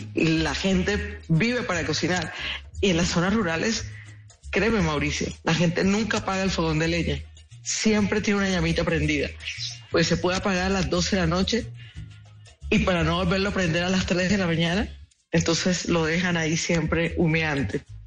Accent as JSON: {"language": "Spanish", "area": "Colombian Caribbean coast", "region": "Caribbean Region", "country": "Colombia", "said": "nuestro universo caribeño"}